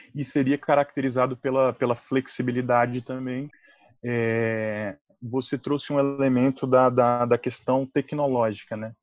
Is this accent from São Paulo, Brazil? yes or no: no; Brasília, Federal District, Brazil; eu sou um cidadão aí brasiliense